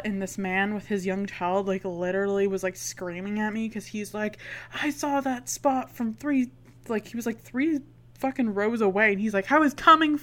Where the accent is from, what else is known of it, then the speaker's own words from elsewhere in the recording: Canada; Emily and I are Canadians